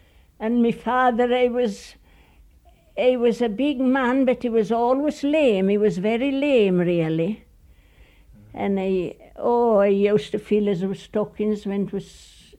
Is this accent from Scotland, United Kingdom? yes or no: no; Foss Head, Gale, Yorkshire and the Humber, United Kingdom; I think I was about 3 years old when we come there.